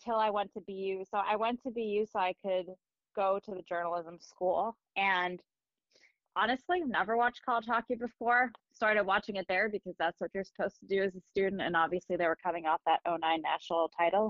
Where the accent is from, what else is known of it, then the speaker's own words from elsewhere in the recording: Andover, Massachusetts, United States; I was born in Massachusetts, and I actually grew up in Andover